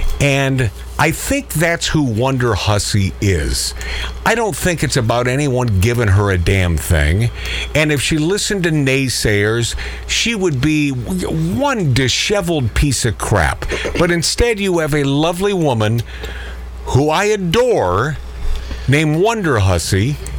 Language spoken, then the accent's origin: English; Everett, Washington, United States; I'm a kid from Everett, friggin' Washington